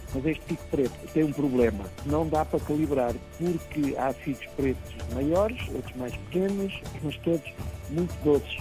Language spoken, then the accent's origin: Portuguese; Torres Novas, Centro, Portugal; Nasci em Torres Novas, antes de mais, nasci na Rua Miguel Armido